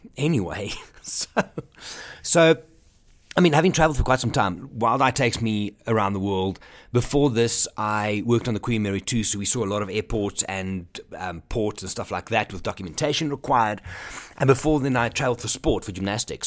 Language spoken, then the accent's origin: English; Johannesburg, Gauteng, South Africa; I'm from Johannesburg, South Africa